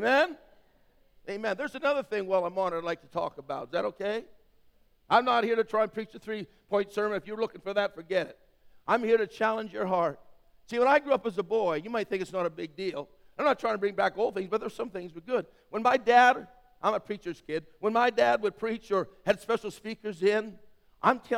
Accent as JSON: {"language": "English", "region": "Western Canada", "country": "Canada", "tie": "born or raised there", "said": "I grew up in Western Canada"}